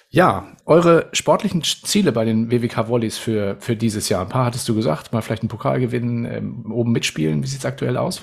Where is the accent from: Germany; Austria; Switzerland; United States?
Germany; Northern Germany; Nun bin ich ja mhm. Norddeutscher